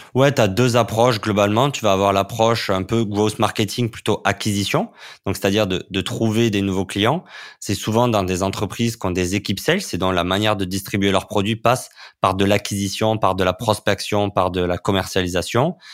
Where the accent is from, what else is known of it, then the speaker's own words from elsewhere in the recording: France; en tant que, en tant que Français